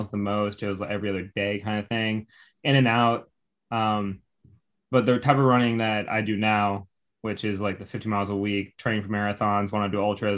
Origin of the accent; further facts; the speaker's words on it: Evanston, Illinois, United States; moved away as an adult; also born or lived in Virginia; now in Houston, United States; I grew up in a suburb right north of Chicago called Evanston, right in Illinois